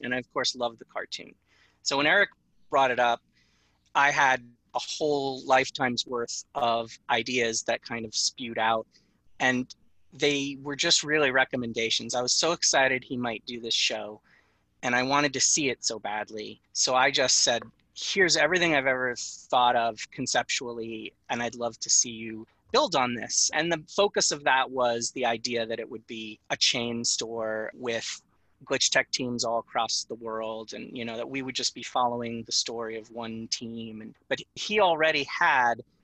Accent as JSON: {"language": "English", "area": "Long Island", "region": "New York", "country": "United States", "tie": "born or raised there", "said": "I grew up on Long Island"}